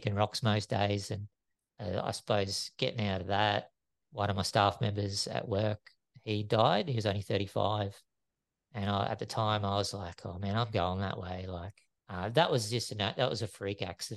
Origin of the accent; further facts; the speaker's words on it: Caloundra, Queensland, Australia; I also did junk mail around Caloundra.